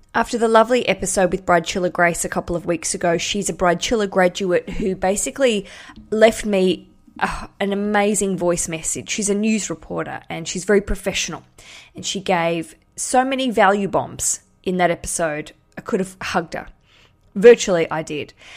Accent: Australia; now in London, United Kingdom; I'm Australian, live in London

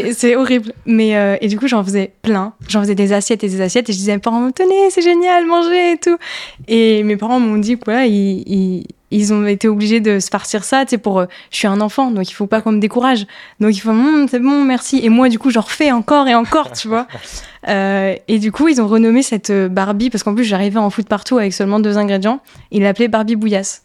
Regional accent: Ardennes, Grand Est, France; born or raised there; also born or lived in Toulon

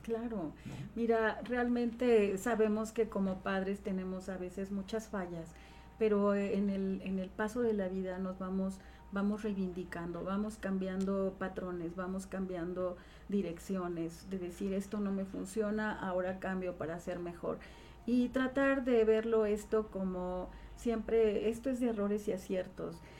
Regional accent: Tejalpa, Morelos, Mexico; also born or lived in Cuernavaca; nace en Cuernavaca, siempre radica en Tejalpa, Morelos, soy ciudadana de Tejalpa, un pueblo muy querido, a quien amo porque tengo grandes recuerdos de mi niñez

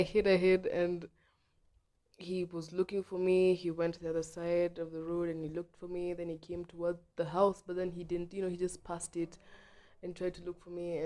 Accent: Nairobi, Kenya; I was born in Ngong Road, near Ngong Road, like not in Ngong Road, but then like a place called Santa Cruz State.

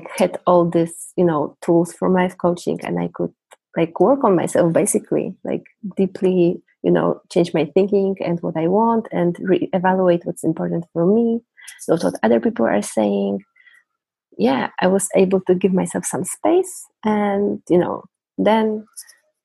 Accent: Poland; English is a second language; I'm from Poland

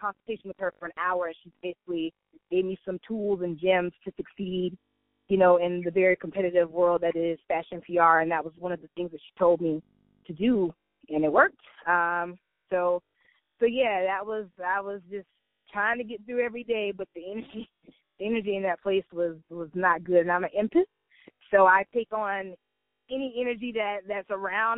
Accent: Barnwell, South Carolina, United States; growing up in Barnwell, it shaped my foundation as for me as a person

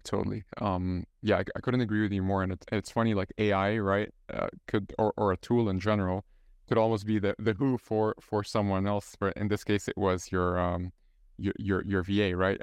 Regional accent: Egypt; first language Arabic; English is a second language; now in Ireland; I'm, I'm from Egypt, so my, my mother tongue is, is Arabic, and I'm living here in, in Ireland

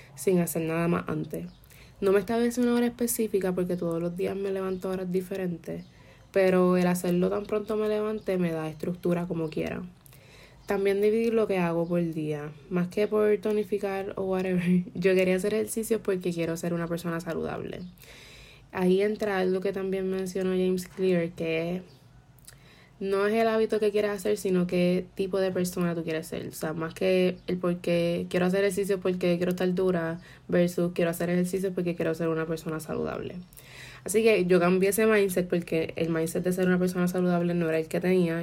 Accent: Puerto Rico; fue la primera vez que salí de Puerto Rico desde séptimo grado

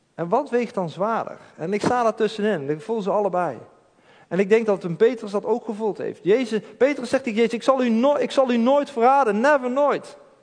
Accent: Eindhoven, North Brabant, Netherlands; ik kom uit Eindhoven.

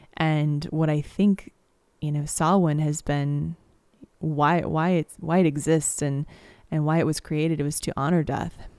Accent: United States; I come from Missouri and Kansas

